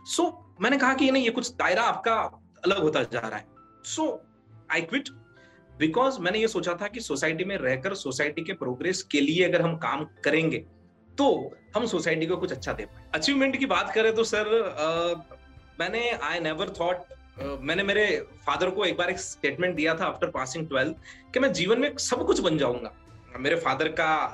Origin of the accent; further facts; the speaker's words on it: Aurangabad, Maharashtra, India; moved away as an adult; now in Udaipur, India; I belongs to Udaipur but I born and bought in Maharashtra and Aurangabad